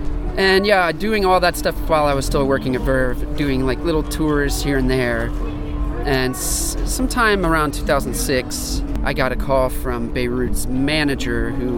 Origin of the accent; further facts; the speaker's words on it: Kentucky, United States; Yeah, I grew up there.